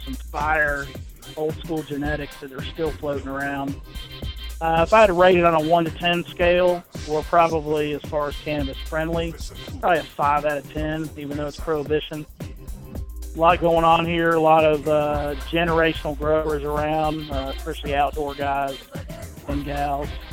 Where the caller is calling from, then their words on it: Lexington, Kentucky, United States; I'm calling you from Lexington, Kentucky.